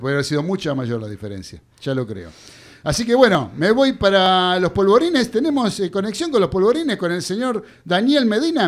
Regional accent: Argentina; somos los argentinos

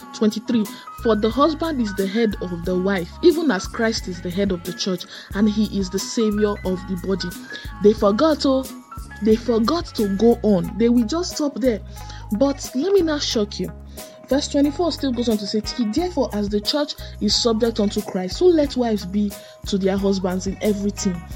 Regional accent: Nigeria; as citizens of Nigeria, you know, as Nigerian citizens

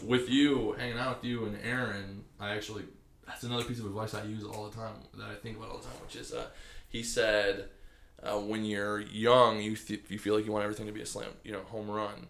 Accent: Michigan, United States; I'm Michigan

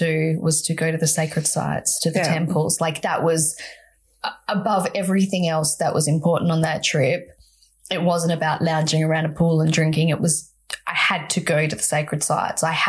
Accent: Perth, Western Australia, Australia; growing up in Perth, Western Australia

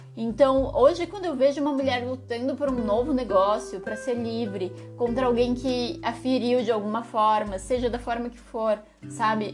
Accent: São Paulo, Brazil; Eu que sou de São Paulo

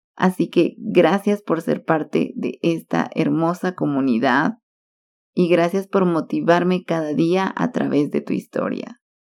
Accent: Guatemala; also born or lived in Cali, Colombia; Todos me conocían como la guatemalteca

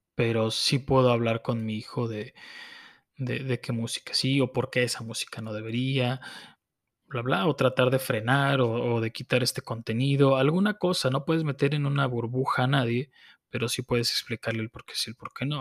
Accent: Mexico; como mexicanos

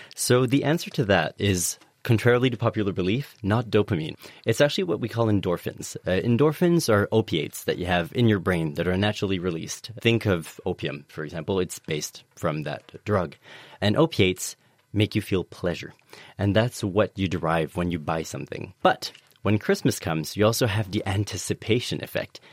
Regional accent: Canada; now in United Kingdom; I'm an immigrant. I'm from Canada

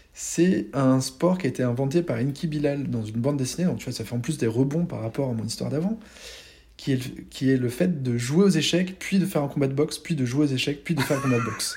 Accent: France; also born or lived in Malta; la chance qu'on avait d'être français

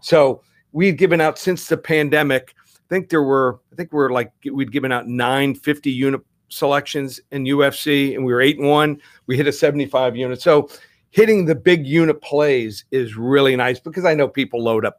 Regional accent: Texas, United States; moved away; I was born in Texas, went to school there

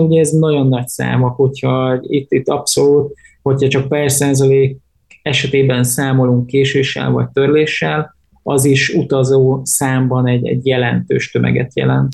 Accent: Hungary

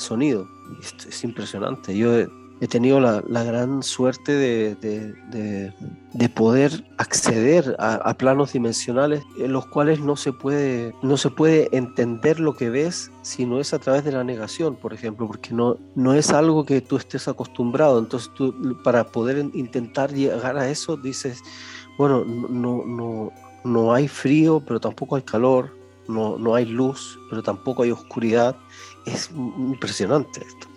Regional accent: Chile; moved away; nací en Chile

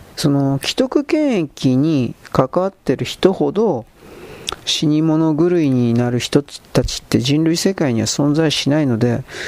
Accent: Japan; 僕たちは日本人のただの外国人だから

